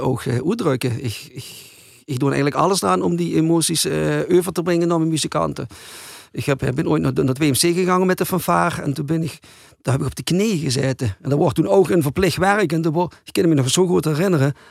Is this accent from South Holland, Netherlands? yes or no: no; Hulsberg, Limburg, Netherlands; also born or lived in Arensgenhout; Ik ben van Hulsberg. Maar ik heb daar jaren gewoond.